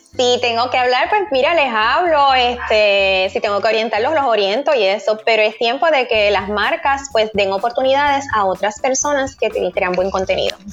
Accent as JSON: {"language": "Spanish", "country": "Puerto Rico", "said": "nosotros como puertorriqueños"}